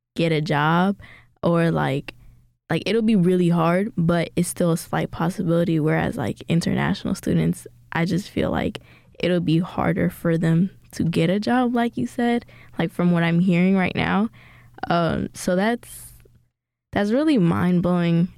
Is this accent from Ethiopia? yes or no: yes; Ethiopia; now in United States; I was born in Ethiopia and my dad brought us here because of, like, war problems